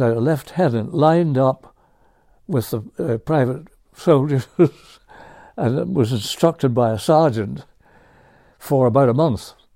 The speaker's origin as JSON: {"language": "English", "area": "County Antrim", "region": "Northern Ireland", "country": "United Kingdom", "tie": "born or raised there", "moved": "yes", "said": "I was born in Northern Ireland"}